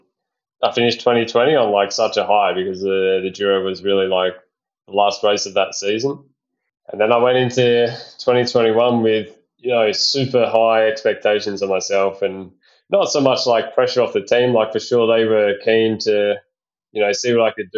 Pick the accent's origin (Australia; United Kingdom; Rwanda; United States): Australia; Perth, Western Australia; moved away; I come from Perth and we had super strict restrictions there, like I basically couldn't get home